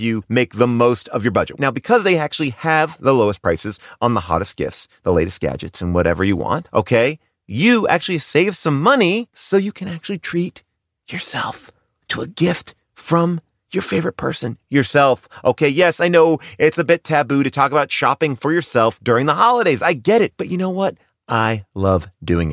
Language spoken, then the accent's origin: English; Long Island, New York, United States